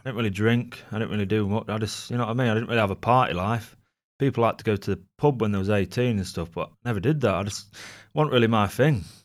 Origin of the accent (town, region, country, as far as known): Gainsborough, East Midlands, United Kingdom; born or raised there